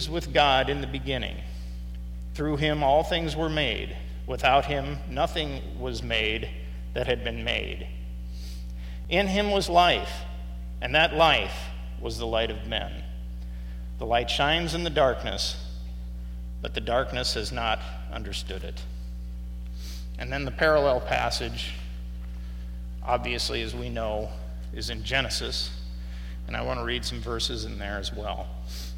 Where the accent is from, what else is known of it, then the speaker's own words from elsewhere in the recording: Midwest, United States; as a Midwesterner